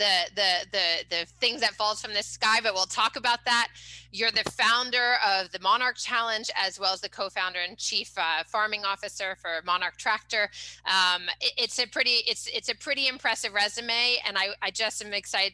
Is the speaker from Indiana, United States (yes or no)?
no; California, United States; as a Californian